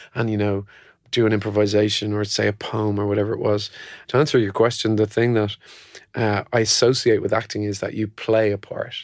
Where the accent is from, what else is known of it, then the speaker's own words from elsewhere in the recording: Ireland; I came from Catholic Ireland